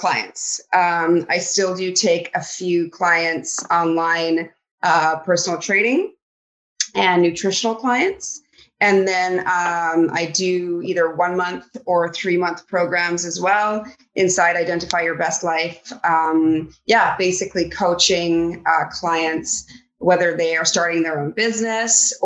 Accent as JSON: {"language": "English", "area": "Vancouver Island", "region": "British Columbia", "country": "Canada", "tie": "born or raised there", "said": "I grew up over on Vancouver Island"}